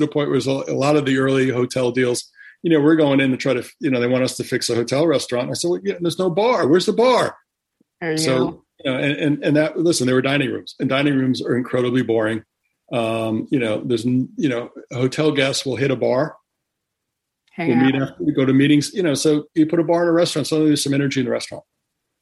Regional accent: Connecticut, United States; where I grew up in Connecticut

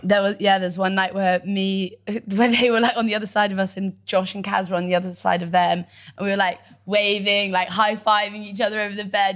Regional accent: Devon, South West England, United Kingdom; also born or lived in Bristol; we moved from Bristol to Devon

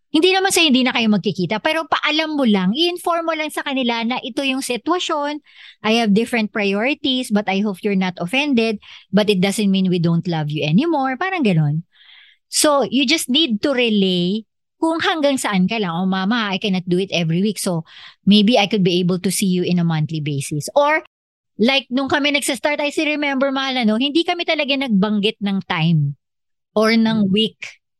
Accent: Philippines; meron talaga tayo bilang Pilipino na nakasanayan

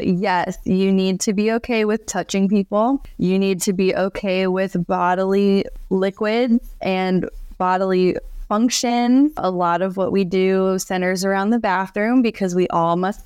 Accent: Florida, United States; I grew up in Florida

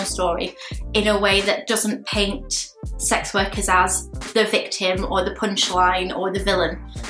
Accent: Lancashire, North West England, United Kingdom; now in Kent, United Kingdom; I'm a queer sex worker, and I'm originally from Lancashire, but I now live in the glorious Kent.

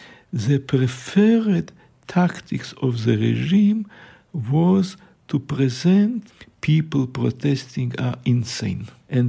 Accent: Riga, Latvia; born there; English is a second language; I was born in Riga.

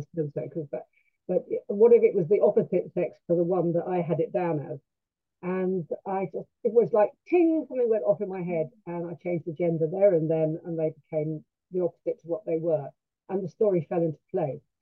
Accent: London, United Kingdom; now in Sussex, United Kingdom; i'm a londoner

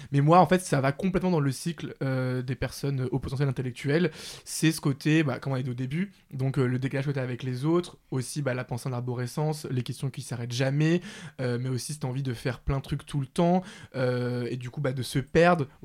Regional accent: Paris, Île-de-France, France; J'ai grandi à Paris, bah, d'ailleurs pas loin euh, de, chez moi actuellement, chez mes parents dans le 19e.

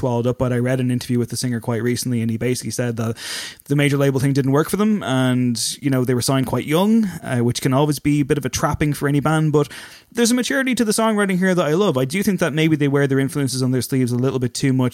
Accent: Drogheda, Leinster, Ireland; accent: Dublin 4; I say that myself with a fucking Dublin 4 accent, even though I'm from Drogheda, not Dundalk.

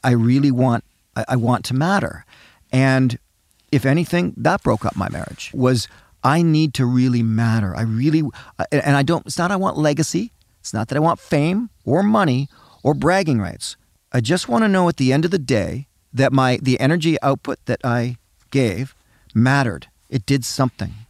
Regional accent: Canada; I'm, I'm a passionate Canadian. I love being Canadian.

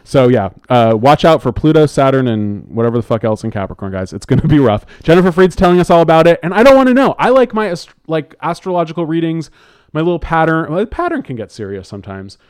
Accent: Bay Area, California, United States; now in Los Angeles, United States; my family, you know, we're from the Bay Area

